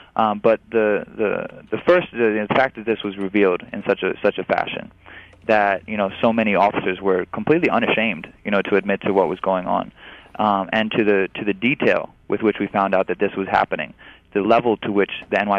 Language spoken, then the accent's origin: English; New York, United States; as a New Yorker, as an American Muslim